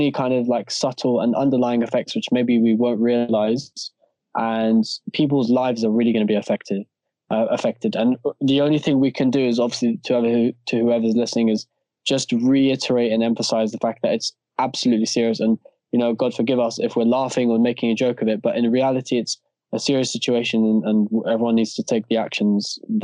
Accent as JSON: {"language": "English", "town": "Stanmore", "region": "London", "country": "United Kingdom", "tie": "born or raised there", "said": "four of us, we've been born and bred in Stanmore"}